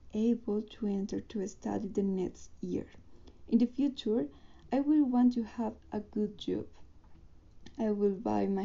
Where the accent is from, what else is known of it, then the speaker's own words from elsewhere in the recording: Colombia; English is a second language; I was born in Colombia. I live in Bogota with my mom.